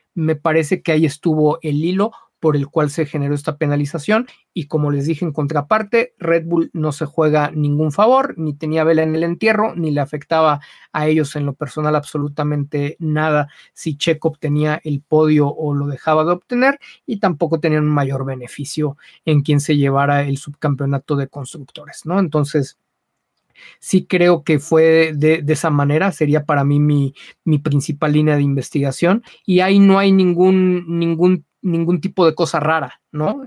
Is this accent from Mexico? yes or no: yes; Mexico; Aquí somos muy condescendientes